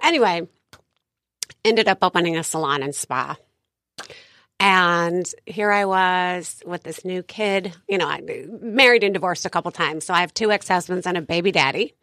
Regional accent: San Diego, California, United States; moved away as an adult; also born or lived in Bainbridge Island; now in Coronado, United States; I grew up here in San Diego

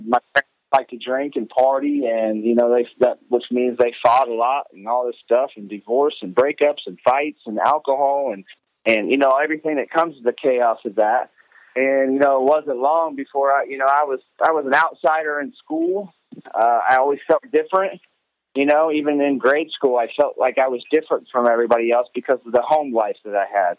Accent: Terre Haute, Indiana, United States; I am from Terre Haute, Indiana.

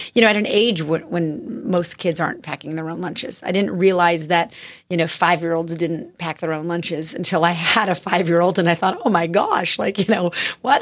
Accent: Tucson, Arizona, United States; also born or lived in Mission Viejo, California; I was born in Mission Viejo, but I grew up in Tucson, Arizona

